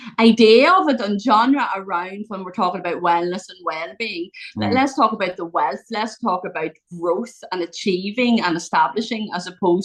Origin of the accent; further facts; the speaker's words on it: Ireland; So I'm from Ireland. I live in a small county in Ireland.